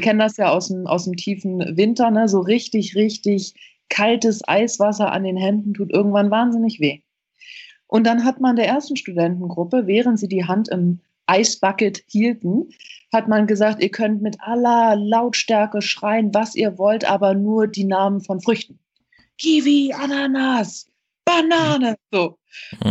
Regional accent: United States; bei uns in Amerika

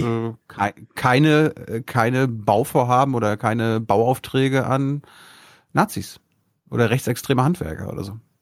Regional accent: Malchin, Mecklenburg-Vorpommern, Germany; 100 Kilometer von Malchin, von meiner Heimat entfernt

